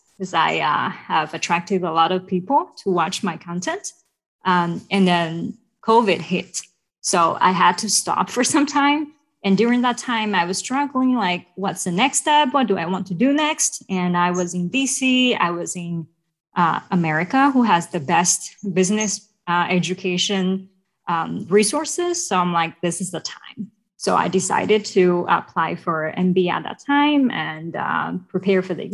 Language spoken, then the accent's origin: English; China; moved away as an adult; also born or lived in Hawaii; now in United States; I'm originally from China. I was born and raised there. And I moved to the U.S. in 2018 for love